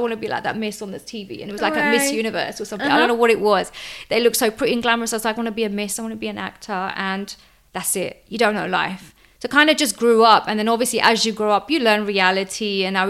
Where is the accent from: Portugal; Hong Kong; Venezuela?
Portugal; Lisbon; Ever since I was born as a kid, I remember growing up in Lisbon, where my grandparents lived.